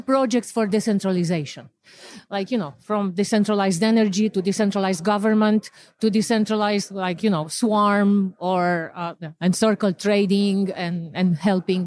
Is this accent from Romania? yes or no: yes; Romania; moved away; I'm originally from Romania